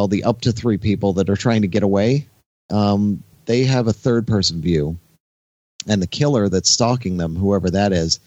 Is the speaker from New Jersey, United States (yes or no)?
yes; Haddonfield, New Jersey, United States; the town I grew up in New Jersey